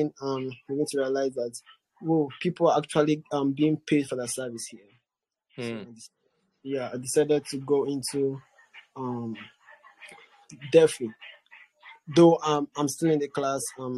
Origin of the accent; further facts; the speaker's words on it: Nigeria; I'm Nigerian